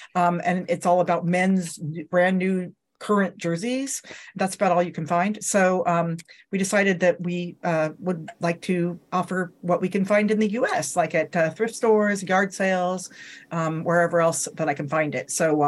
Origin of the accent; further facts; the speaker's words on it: Denver, Colorado, United States; I am from Denver, Colorado.